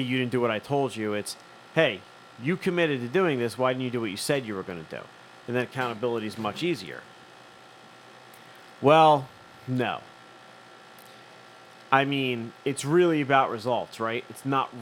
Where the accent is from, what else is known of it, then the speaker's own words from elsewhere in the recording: Philadelphia, Pennsylvania, United States; I'm from here too